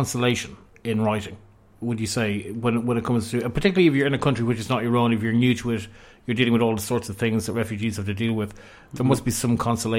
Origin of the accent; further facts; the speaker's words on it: Ireland; now in London, United Kingdom; who was I as an Irishman?